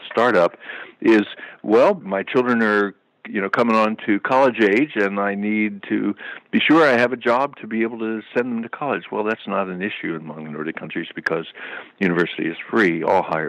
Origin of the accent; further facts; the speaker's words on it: United States; as an American, as a U.S. person